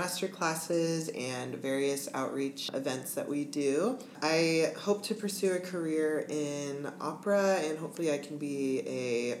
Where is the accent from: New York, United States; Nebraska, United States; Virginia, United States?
Nebraska, United States; Lincoln; I'm from Lincoln, Nebraska